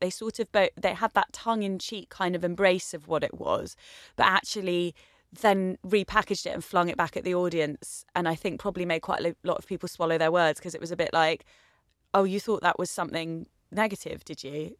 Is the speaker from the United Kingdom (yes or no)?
yes; Essex, East of England, United Kingdom; as someone blonde growing up in Essex